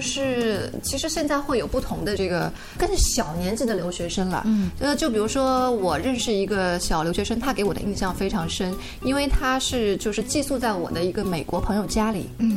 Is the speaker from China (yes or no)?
yes; China; now in United States; 因为我们也是中国人嘛